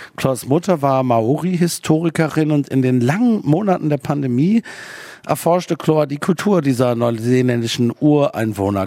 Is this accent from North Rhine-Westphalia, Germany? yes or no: yes; Aachen, North Rhine-Westphalia, Germany; ich komme nicht aus Köln, ich komme aus Aachen